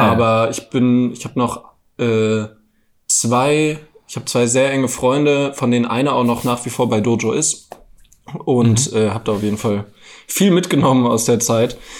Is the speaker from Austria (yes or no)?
no; Frankfurt am Main, Hesse, Germany; moved away as an adult; now in Berlin, Germany; Ich komme ja eigentlich aus Frankfurt am Main